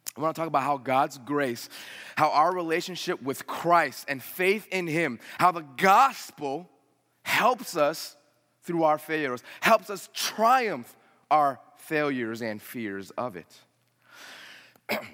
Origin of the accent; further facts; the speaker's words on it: United States; I'm a first generation American. Uh, if you wanna say that's the first generation, I was the only one born here.